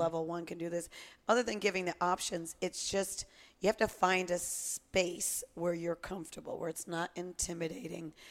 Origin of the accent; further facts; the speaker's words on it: Connecticut, United States; growing up in Connecticut